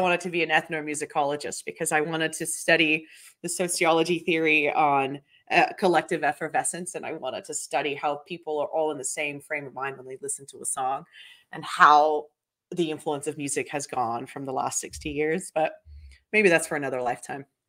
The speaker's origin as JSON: {"language": "English", "region": "Victoria", "country": "Australia", "tie": "born or raised there", "also_born_or_lived": "Brazil / Melbourne", "moved": "as an adult", "lives_now": "United States", "said": "I was born in Brazil, so I have my Brazilian passport, um, and Australia, I was raised in Australia since I was eight, then I moved here"}